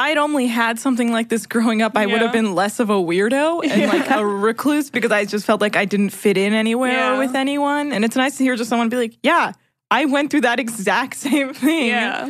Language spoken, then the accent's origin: English; United States; I'm Iranian American. My parents are both from Iran.